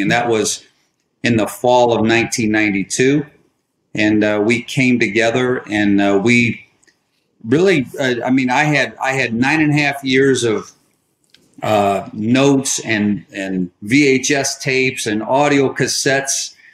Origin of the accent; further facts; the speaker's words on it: Detroit, Michigan, United States; moved away as an adult; now in Charlotte, United States; We moved from Detroit, where I grew up from, and uh, we now live in the Charlotte, North Carolina area